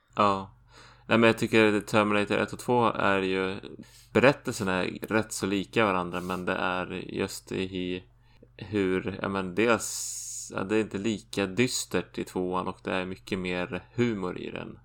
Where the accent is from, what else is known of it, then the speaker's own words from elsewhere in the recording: Sweden; jag som svensk